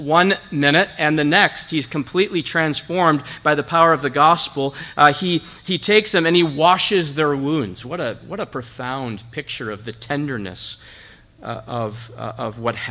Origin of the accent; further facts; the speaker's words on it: Zeeland, Michigan, United States; I'm from Zeeland. Grew up here, went to high school here at Zeeland Public.